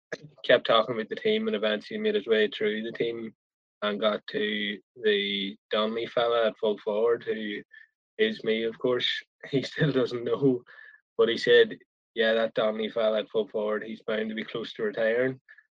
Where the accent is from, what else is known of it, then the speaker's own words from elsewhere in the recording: Tyrone, Northern Ireland, United Kingdom; being from Tyrone at the time, the topical subject was football, obviously. So playing football for Tyrone